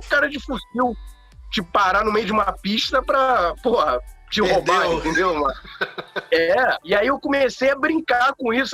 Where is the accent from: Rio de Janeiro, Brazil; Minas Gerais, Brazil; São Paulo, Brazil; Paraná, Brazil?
Rio de Janeiro, Brazil; sou do Rio de Janeiro